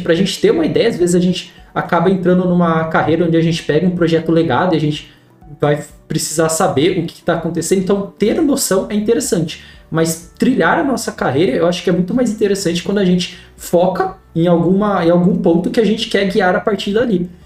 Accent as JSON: {"language": "Portuguese", "town": "Piracicaba", "region": "São Paulo", "country": "Brazil", "accent": "caipira", "said": "eu sou de, de Piracicaba, interior de São Paulo. Então, eu sou o famoso caipira aí"}